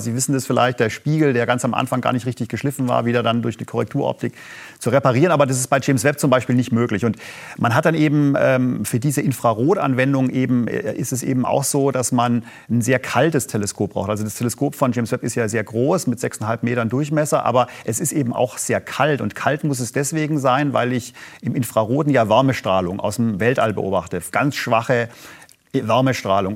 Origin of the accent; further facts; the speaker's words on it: Germany; als Deutsche